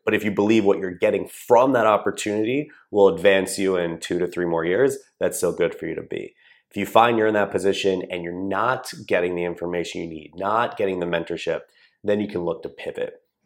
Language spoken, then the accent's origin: English; Columbia, Maryland, United States; I grew up in a town called Columbia, Maryland, which is right in between Baltimore and D C